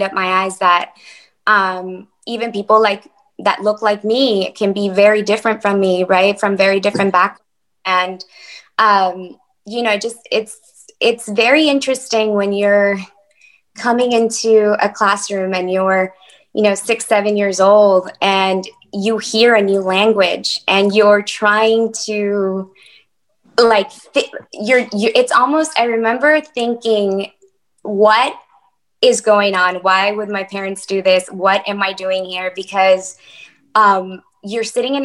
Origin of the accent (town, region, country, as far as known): San Antonio, Texas, United States; born or raised there; English is a second language; also born or lived in Mexico